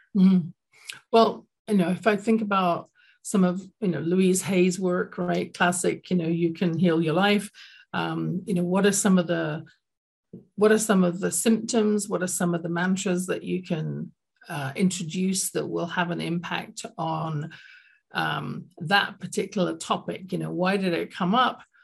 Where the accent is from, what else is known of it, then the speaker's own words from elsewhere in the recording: London, United Kingdom; now in Calgary, Canada; I grew up in London, England, as you can tell from my accent